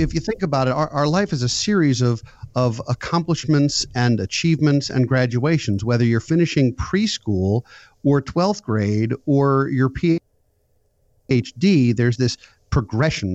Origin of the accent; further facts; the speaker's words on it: suburban Maryland, United States; also born or lived in Philadelphia; I live in suburban Maryland, born and raised here, went to school in Philadelphia, and then came back to my hometown.